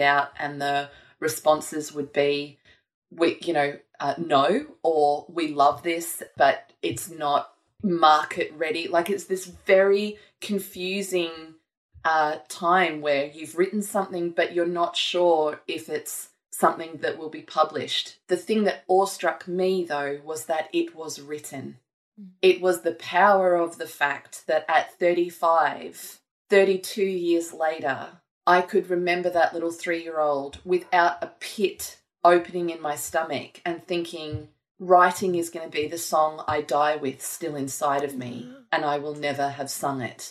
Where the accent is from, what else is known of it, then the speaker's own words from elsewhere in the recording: Gold Coast, Queensland, Australia; I grew up on the Gold Coast